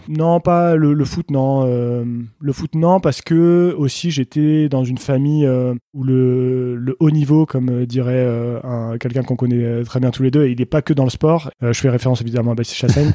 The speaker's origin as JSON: {"language": "French", "town": "Saint-Mathieu-de-Tréviers", "region": "Occitania", "country": "France", "tie": "born or raised there", "also_born_or_lived": "Senegal / Beaufortain, France", "moved": "as an adult", "lives_now": "Beaufort, France", "said": "je suis né en Afrique, au Sénégal. Euh, j'ai grandi en Afrique jusqu'à l'âge de 10 ans à peu près. Je suis rentré en France ensuite"}